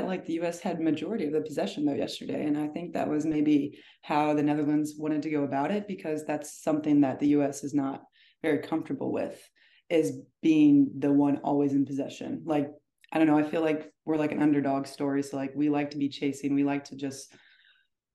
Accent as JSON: {"language": "English", "town": "O'Fallon", "region": "Missouri", "country": "United States", "tie": "born or raised there", "said": "someone from my hometown"}